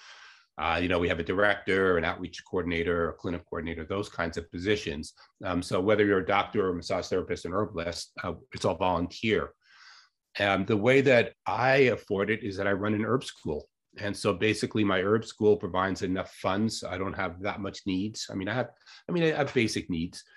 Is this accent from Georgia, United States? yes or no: no; Long Island, New York, United States; moved away as an adult; also born or lived in Santa Cruz, California; now in Ithaca, United States; I grew up in Long Island, New York, very suburban